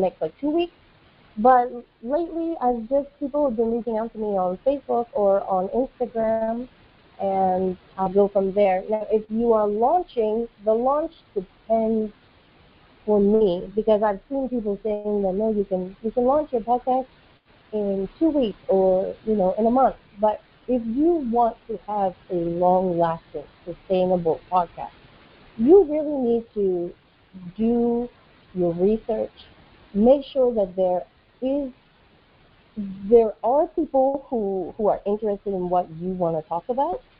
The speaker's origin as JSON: {"language": "English", "country": "United States", "moved": "as an adult", "lives_now": "West Africa", "said": "I'm an American who has been living in West Africa for the past 14 years"}